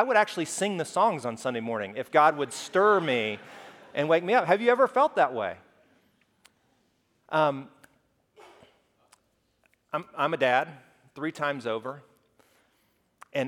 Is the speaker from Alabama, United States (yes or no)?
yes; Alabama, United States; I grew up in Alabama